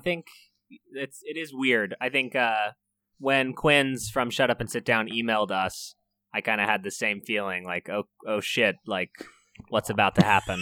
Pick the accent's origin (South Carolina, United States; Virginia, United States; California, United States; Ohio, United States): California, United States; I'm from California